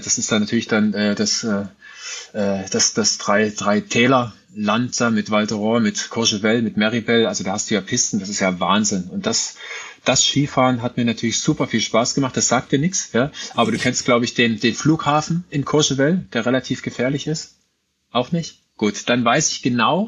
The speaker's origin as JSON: {"language": "German", "area": "Ore Mountains", "region": "Saxony", "country": "Germany", "tie": "born or raised there", "said": "ich bin ja im Sibirien des Ostens aufgewachsen, im Erzgebirge"}